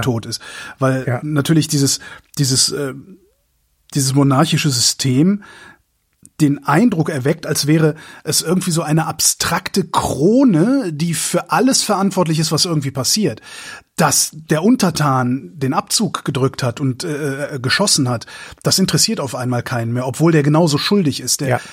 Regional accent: Germany; als, als Deutsche

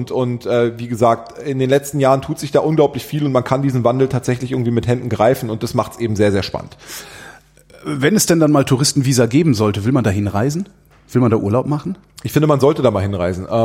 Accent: Berlin, Germany; born there; ihr Kölner seid anders, wir Berliner, weil ja. ich bin gebürtiger Berliner.

